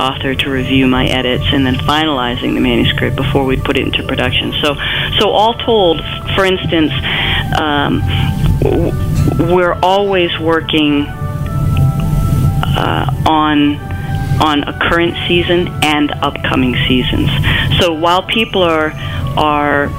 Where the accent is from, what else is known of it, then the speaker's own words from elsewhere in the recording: Maine, United States; also born or lived in Boston; I was born and raised in Maine